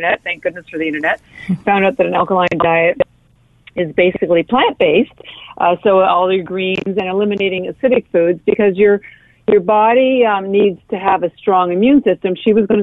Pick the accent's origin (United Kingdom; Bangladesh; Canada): Canada; now in Boston, United States; I am Canadian. I live in Boston